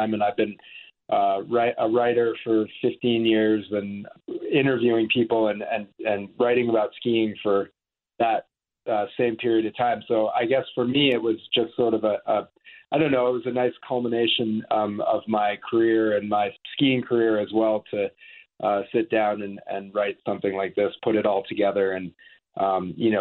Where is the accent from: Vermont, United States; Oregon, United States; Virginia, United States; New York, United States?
Vermont, United States; moved away as an adult; also born or lived in the West (US); I grew up on the East Coast. I grew up in Vermont